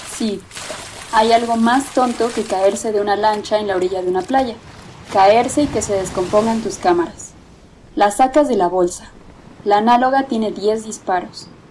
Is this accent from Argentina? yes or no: no; Mexico; los mexicanos estamos pegados a Estados Unidos